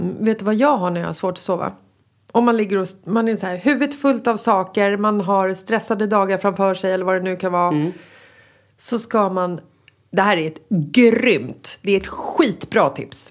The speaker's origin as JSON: {"language": "Swedish", "town": "Stockholm", "region": "Stockholm County", "country": "Sweden", "tie": "born or raised there", "said": "När jag var liten så växte jag upp i Bagarmossen"}